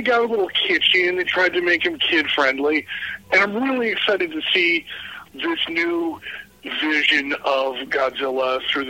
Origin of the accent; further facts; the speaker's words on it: East Coast, United States; we're both from the East Coast.